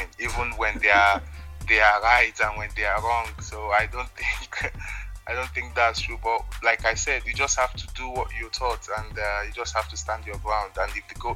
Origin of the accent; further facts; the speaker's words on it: Nigeria; moved away; I was still in Nigeria